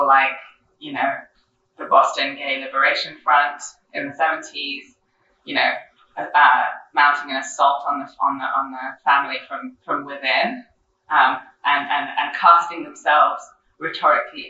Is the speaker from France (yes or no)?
yes; France; moved away; I grew up in France